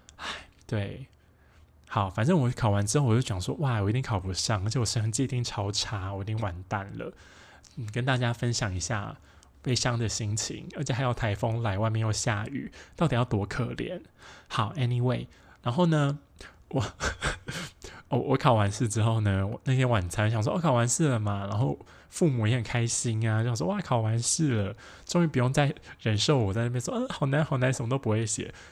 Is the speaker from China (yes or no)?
no; Taoyuan, Taiwan; 我们是高中同学嘛，我们都是桃园人